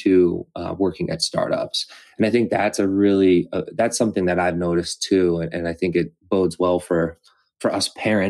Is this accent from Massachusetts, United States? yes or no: yes; Massachusetts, United States; moved away; also born or lived in Los Angeles; I grew up in Massachusetts and knew Endicott